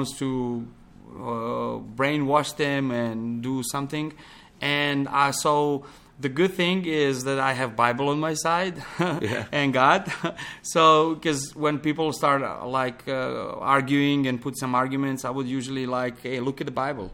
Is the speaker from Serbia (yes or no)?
yes; Pančevo, Vojvodina, Serbia; English is a second language; moved away as an adult; also born or lived in Belgrade; now in Montenegro; I grew up in Belgrade, one close town to, small town to Belgrade called Pančevo.